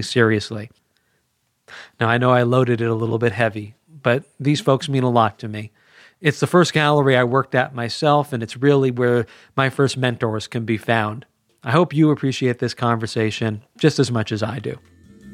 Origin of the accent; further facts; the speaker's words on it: Culver City, California, United States; downtown Culver City, my hometown